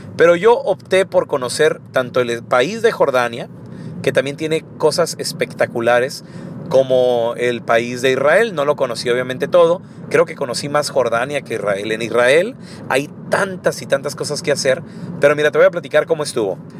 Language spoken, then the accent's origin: Spanish; Chihuahua, Mexico; yo no conocía a nadie de fuera de Chihuahua